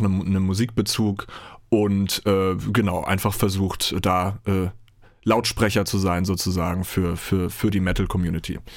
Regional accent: Germany; bei uns in Deutschland

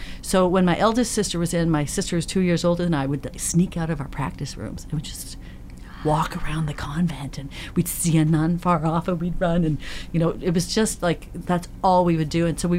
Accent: Belleville, Ontario, Canada; I grew up in Belleville, Ontario. I was my youngest kid in an Air Force family.

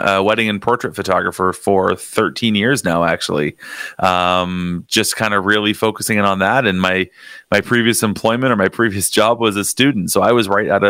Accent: Niagara Falls, Ontario, Canada; I grew up in Niagara Falls, so I've been here my whole life.

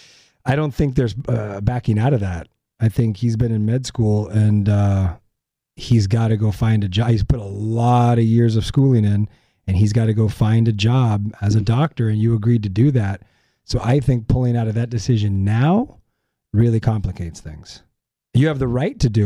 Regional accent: La Puente, California, United States; grew up in La Puente

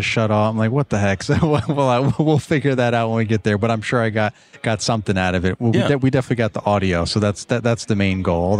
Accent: Virginia, United States; But I'm from Virginia

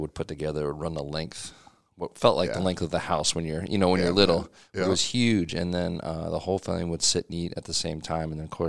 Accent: Pennsylvania, United States; Yeah, I grew up in Pennsylvania.

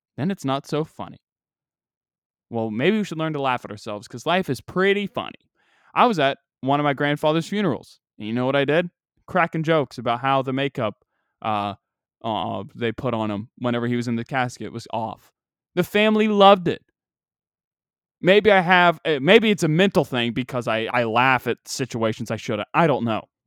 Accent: United States; I'm from a southern-ish state. We're at the gate of the Bible Belt.

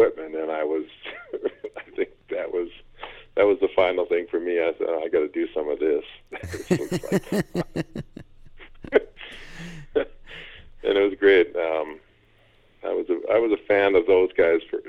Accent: Minneapolis, Minnesota, United States; I grew up in Minneapolis, and more specifically on the north side of Minneapolis

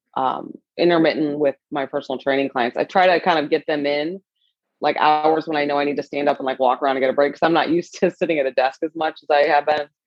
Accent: St. Louis, Missouri, United States; also born or lived in Michigan / Los Angeles; I was born and raised in St. Louis

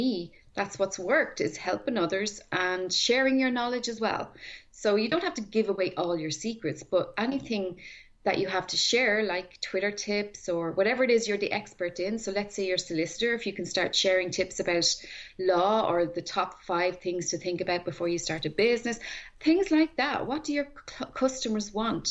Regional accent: Tallaght, Leinster, Ireland; I grew up in Talla, okay. Which was down the road from Blessington

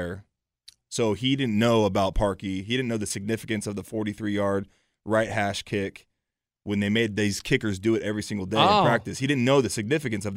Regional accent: Bay Area, California, United States; I'm from the Bay Area

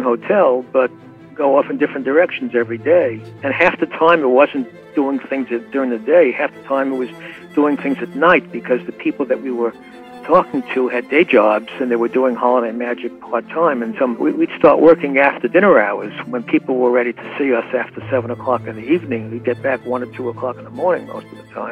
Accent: New York City, New York, United States; I was born in Williamsburg Maternity Hospital in Williamsburg, Brooklyn

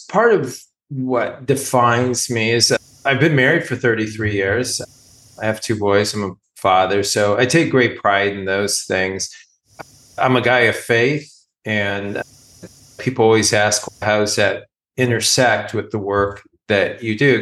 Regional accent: California, United States; now in Philadelphia area, United States; I'm from California

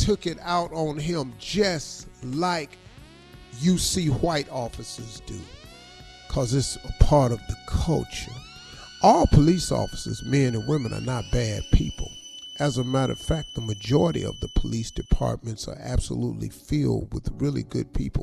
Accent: United States; for all of us who travel as Americans.

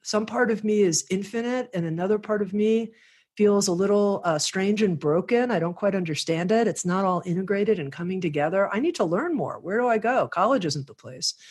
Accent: Miami, Florida, United States; I grew up in Miami, Florida

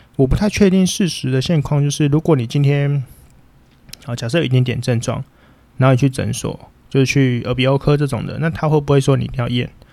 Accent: Taipei, Taiwan; 我们以前不用考，因为我们要用在校成绩，全台北市的成绩去做比拼

